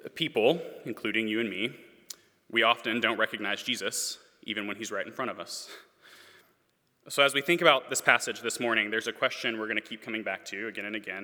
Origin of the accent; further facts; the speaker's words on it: Memphis, Tennessee, United States; moved away; I am from Memphis, Tennessee